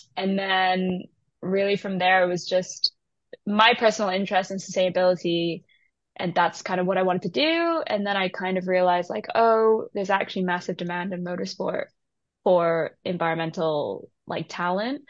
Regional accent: Shanghai, China; moved away; also born or lived in Taiwan / United Kingdom; So I'm Taiwanese, and I grew up in Shanghai

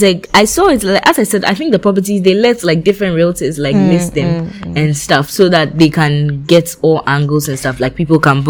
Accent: Volta, Ghana; I come from the Volta region.

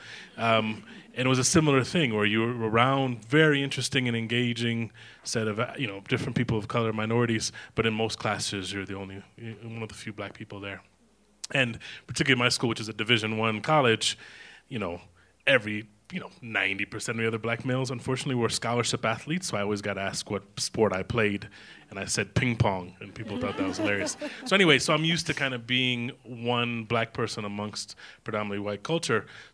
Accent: Cleveland, Ohio, United States; moved away as an adult; now in Kenya; I grew up in Cleveland, the greatest city in the world, not just America

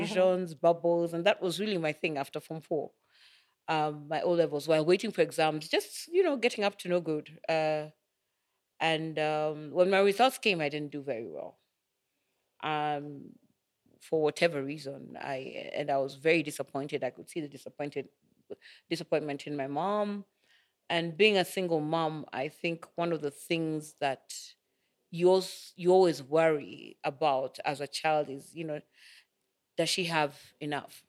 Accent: Nairobi, Kenya; we grew up in Madaraka.

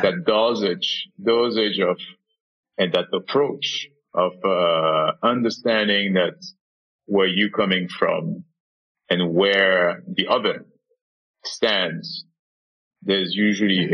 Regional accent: Senegal; moved away; Senegal, my home country

